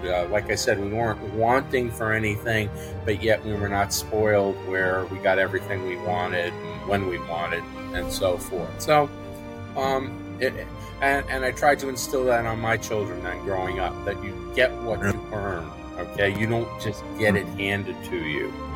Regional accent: New York City, New York, United States; moved away; I grew up in New York City

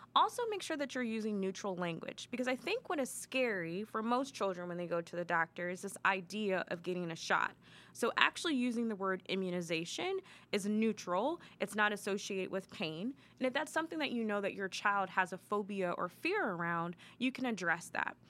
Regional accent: Maryland, United States; moved away as an adult; now in Columbus, United States; I'm originally from Maryland.

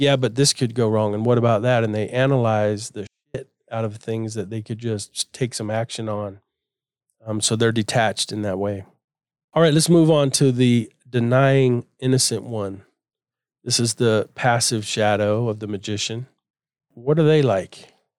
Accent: Florida, United States; I grew up in Florida, we had boats, and we were always at the beach or in a river

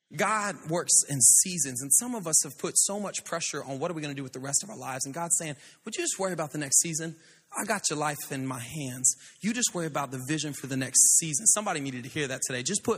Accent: Pensacola, Florida, United States; also born or lived in Louisiana; But, man, I was born in Louisiana, but I was raised in Pensacola, Florida. Beautiful place. My family's up there.

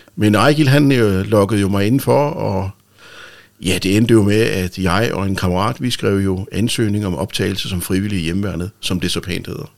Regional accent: Rønne, Capital Region of Denmark, Denmark; jeg er født i Rønne den 11. Øh, marts 1965 ja. ved en hjemmefødsel faktisk

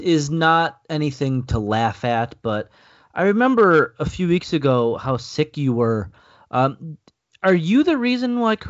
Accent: United States; moved away; my home country

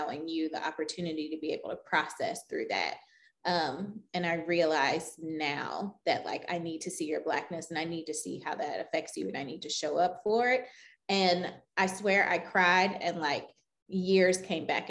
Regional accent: the South, United States; I grew up in the South

